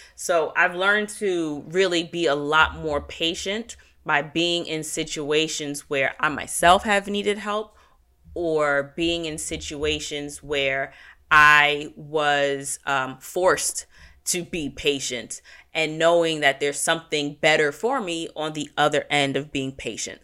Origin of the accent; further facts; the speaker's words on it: United States; as an American culture